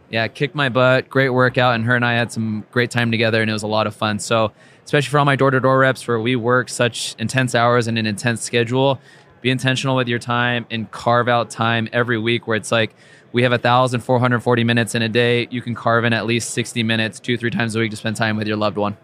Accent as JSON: {"language": "English", "area": "Orange County", "region": "Southern California", "country": "United States", "tie": "born or raised there"}